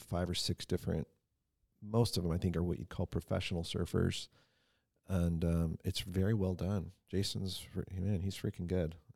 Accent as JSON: {"language": "English", "town": "San Diego", "region": "California", "country": "United States", "tie": "born or raised there", "lives_now": "Ventura, United States", "said": "I grew up in San Diego"}